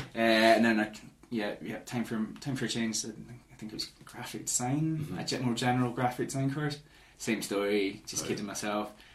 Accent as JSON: {"language": "English", "town": "Edinburgh", "region": "Scotland", "country": "United Kingdom", "said": "So Edinburgh, I'm from Edinburgh."}